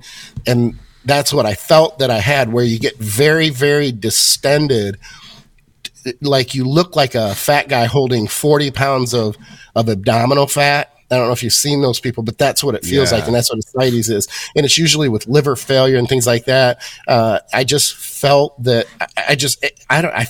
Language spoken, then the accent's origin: English; Michigan, United States; Born and raised in Michigan